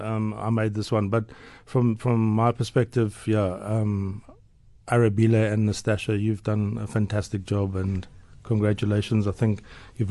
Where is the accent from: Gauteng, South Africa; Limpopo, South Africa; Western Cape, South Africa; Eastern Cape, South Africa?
Eastern Cape, South Africa; Port Elizabeth; now in Johannesburg, South Africa; growing up in Port Elizabeth